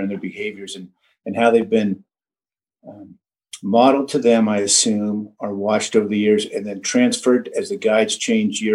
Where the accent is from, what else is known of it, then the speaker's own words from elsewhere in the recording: Redding, California, United States; I grew up in Redding, California, and I've been skiing my whole life.